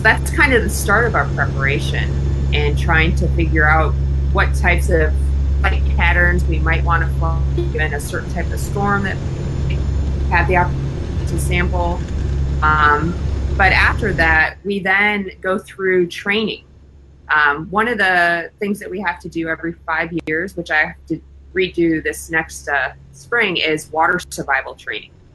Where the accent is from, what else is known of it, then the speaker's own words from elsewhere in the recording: Wisconsin, United States; I grew up in Wisconsin, and we had a lot of severe weather